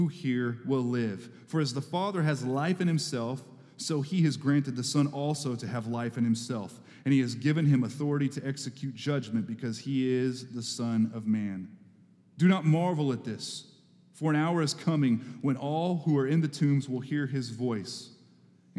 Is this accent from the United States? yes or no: yes; Texas, United States; moved away; I grew up in Texas